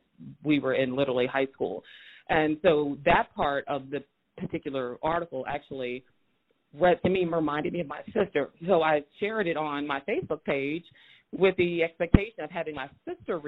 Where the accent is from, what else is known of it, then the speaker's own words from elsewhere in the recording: Moberly, Missouri, United States; also born or lived in St. Louis, Missouri; I was born in St. Louis, Missouri, but I grew up in Moberly, Missouri, which is a majority white space